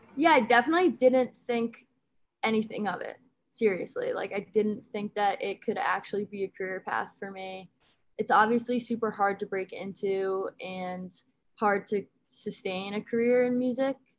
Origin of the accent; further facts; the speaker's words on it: Westport, Connecticut, United States; also born or lived in Pomfret, Connecticut / Amherst, Massachusetts; I grew up in Westport, Connecticut, um, and I went to boarding school in Pomfret, Connecticut